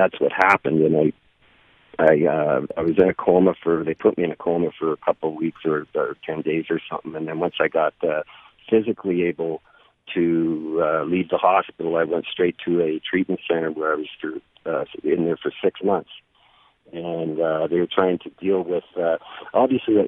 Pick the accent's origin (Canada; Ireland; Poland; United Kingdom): Canada; I'm Canadian